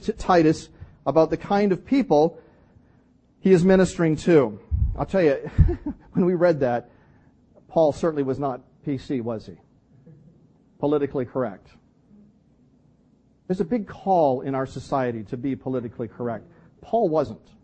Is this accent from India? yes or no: no; Canada; I'm Canadian